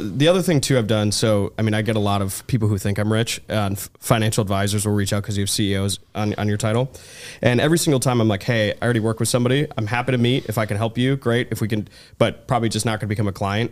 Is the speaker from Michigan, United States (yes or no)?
yes; Ann Arbor, Michigan, United States; I'm originally from Ann Arbor, Michigan